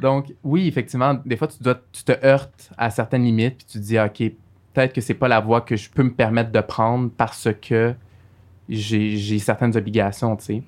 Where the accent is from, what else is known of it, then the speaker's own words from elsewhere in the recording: Montreal, Quebec, Canada; also born or lived in Algeria; J'ai grandi à Saint-Michel